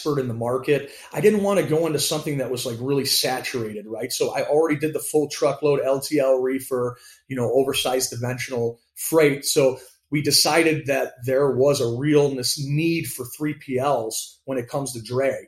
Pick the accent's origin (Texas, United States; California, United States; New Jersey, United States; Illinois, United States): Illinois, United States; Chicago; So I grew up in the Chicagoland area. I was a Gordon Tech guy, which is a high school right in the city, right by Wrigley Field.